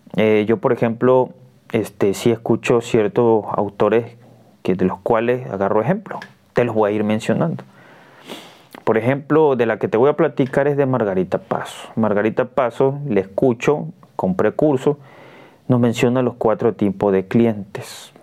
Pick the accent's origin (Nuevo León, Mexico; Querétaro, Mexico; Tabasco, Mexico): Tabasco, Mexico; Cunduacán; yo soy de Cunduacán, Tabasco